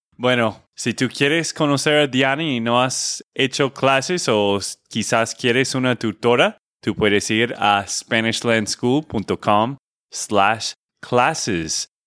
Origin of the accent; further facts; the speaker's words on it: Texas, United States; de Texas, Estados Unidos